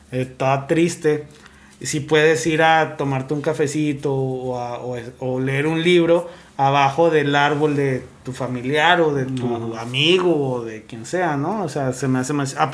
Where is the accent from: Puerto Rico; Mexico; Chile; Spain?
Mexico; Monterrey, Nuevo León; Para decir, hey, yo soy de Monterrey